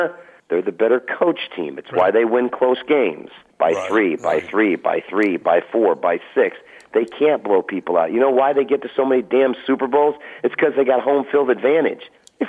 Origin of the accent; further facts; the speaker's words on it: Michigan, United States; I'm from Michigan.